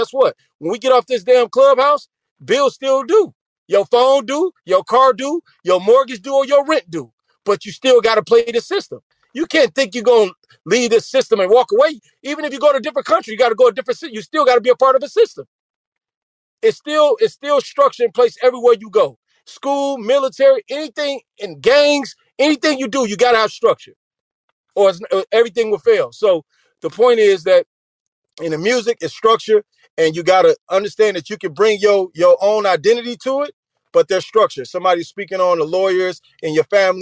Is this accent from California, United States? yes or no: no; Chicago, Illinois, United States; I'm from Chicago, grew up in a Boys and Girls Club